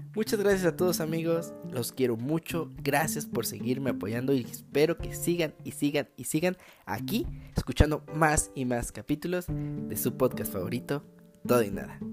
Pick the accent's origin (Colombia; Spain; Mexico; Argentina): Mexico; now in Querétaro, Mexico; yo soy mexicano